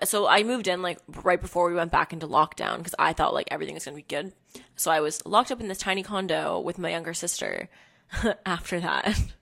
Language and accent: English; Hamilton, Ontario, Canada; moved away as an adult; now in Toronto, Canada; I'm from Hamilton